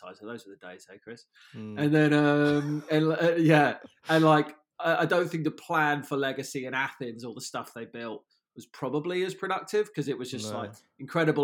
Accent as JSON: {"language": "English", "area": "Surrey", "region": "South East England", "country": "United Kingdom", "tie": "born or raised there", "said": "I grew up down in Surrey"}